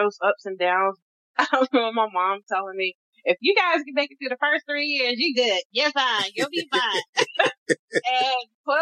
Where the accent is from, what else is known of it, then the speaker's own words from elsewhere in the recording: North Carolina, United States; we're both from North Carolina